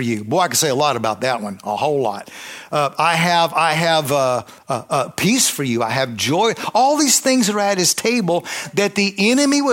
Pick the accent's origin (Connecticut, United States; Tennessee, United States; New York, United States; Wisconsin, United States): Tennessee, United States; I was raised, you know, I was 10, I was raised in Tennessee.